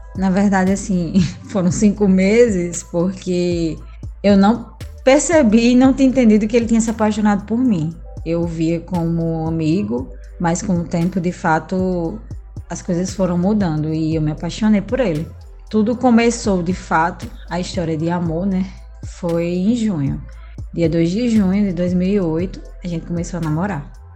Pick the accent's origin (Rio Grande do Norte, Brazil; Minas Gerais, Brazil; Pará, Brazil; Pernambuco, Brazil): Rio Grande do Norte, Brazil; Natal; Eu nasci em Natal, fui criada em Natal também